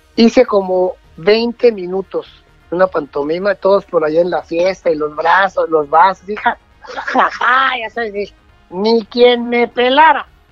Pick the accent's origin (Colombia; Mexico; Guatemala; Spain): Mexico; Mexico City; Yo soy de la Ciudad de México. Nací en una, en una colonia que se llama Tacubaya